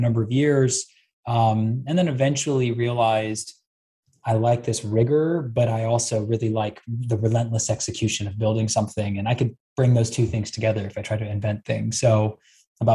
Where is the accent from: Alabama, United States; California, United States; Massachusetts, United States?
California, United States; Bay Area; I was born and raised in the Bay Area